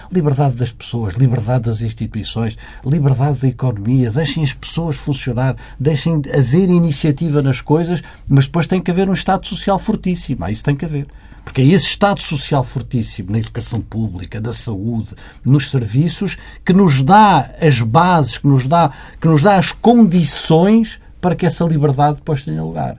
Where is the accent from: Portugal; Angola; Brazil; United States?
Portugal; Valença, Norte; eu sou minhoto, enfim, como sabe, sou, sou, de Valença, não podia ser mais ao norte do que Valença